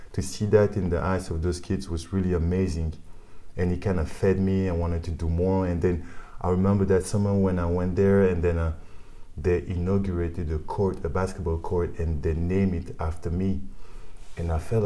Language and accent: English; Liège, Wallonia, Belgium; English is a second language; also born or lived in Kinshasa, Democratic Republic of the Congo; we drove to Liège, mm-hmm. where we grew up in Belgium